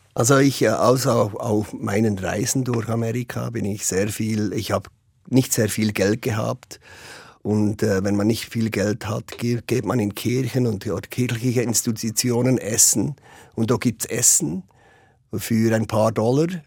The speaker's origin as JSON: {"language": "German", "region": "Bern", "country": "Switzerland", "said": "ich als Schweizer"}